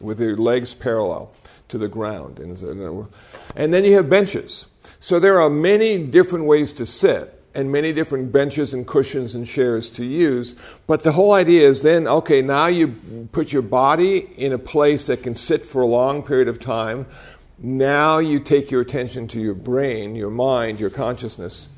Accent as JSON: {"language": "English", "region": "Iowa", "country": "United States", "tie": "born or raised there", "said": "Now, I was born in Iowa."}